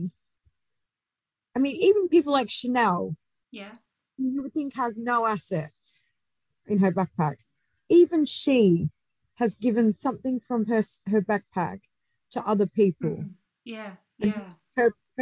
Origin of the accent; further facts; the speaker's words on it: Australia; I'm Australian